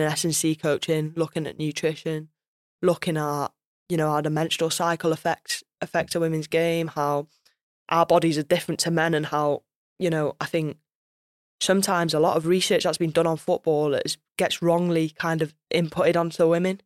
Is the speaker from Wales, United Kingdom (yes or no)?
yes; Wales, United Kingdom; I'm Welsh through and through as well